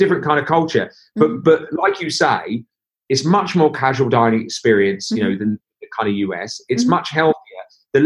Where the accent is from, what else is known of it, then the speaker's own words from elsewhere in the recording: Norwich, East of England, United Kingdom; We're people from Norwich